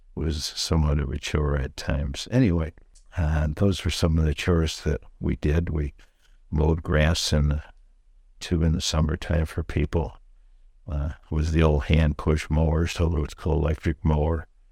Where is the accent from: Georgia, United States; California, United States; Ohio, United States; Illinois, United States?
Illinois, United States; St. Charles; growing up in Saint Charles, um, my folks bought a lot on Fourth Street in Saint Charles